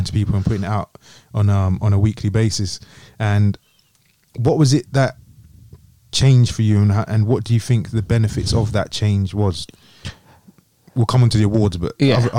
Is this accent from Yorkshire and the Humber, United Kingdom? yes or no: no; London, United Kingdom; now in Birmingham, United Kingdom; I'm from London, I try and hold on to my London roots.